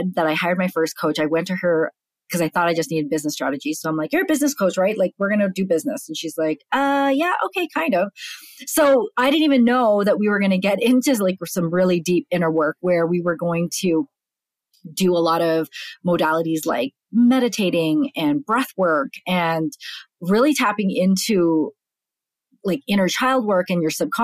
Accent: Canada; moved away as an adult; now in United States; I'm born and raised in Canada

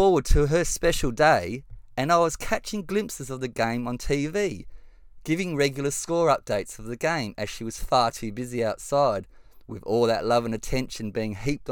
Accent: Western Australia, Australia; I'm a proud West Australian who has lived here all my life

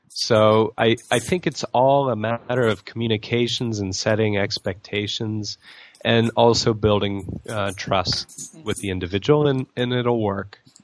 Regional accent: United States; now in Thailand; as an American

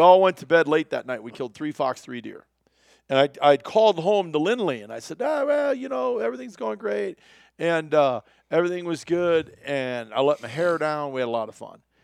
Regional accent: Iowa, United States; I grew up in Iowa

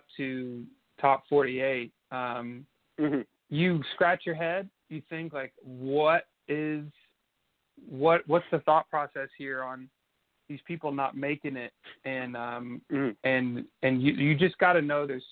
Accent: Nashville, Tennessee, United States; I'm from Nashville, Tennessee, born and raised

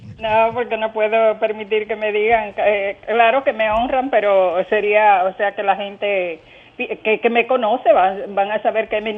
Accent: Dominican Republic; Señor Osiri, yo soy del dominicana

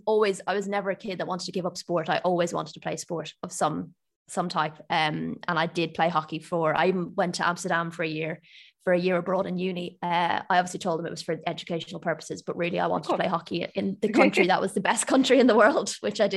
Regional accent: Ireland; I grew up in Ireland, if you can't tell from my accent

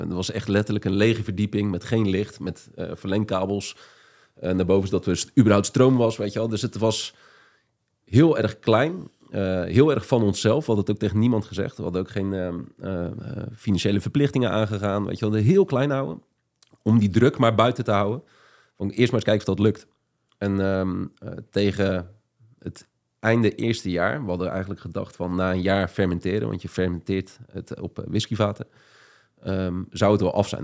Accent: Papendrecht, South Holland, Netherlands; moved away as an adult; also born or lived in Amsterdam; Ik kwam uit Papendrecht en ging naar Amsterdam

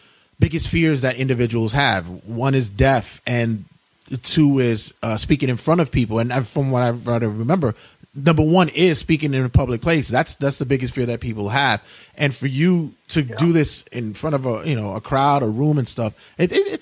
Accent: New York City, New York, United States; also born or lived in Ridgewood, Queens; I'm originally from Brooklyn. I'm from not the hipster Williamsburg. I'm from the darker 90s Williamsburg, but we moved to Queens.

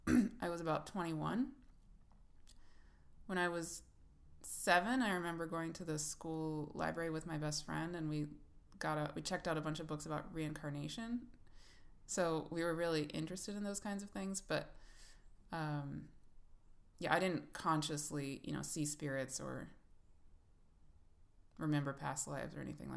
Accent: Thailand; born there; also born or lived in Bangladesh / Pakistan / Kenya / United States; I grew up around the world. I was born in Thailand and lived in Bangladesh and Pakistan and Kenya as a kid, and the United States.

